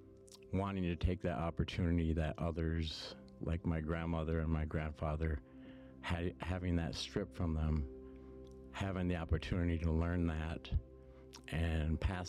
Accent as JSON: {"language": "English", "area": "Fond du Lac Reservation", "region": "northern Minnesota", "country": "United States", "moved": "yes", "lives_now": "Maple Grove, United States", "said": "from the Fond du Lac Reservation up in northern Minnesota. And that I live in Maple Grove right now."}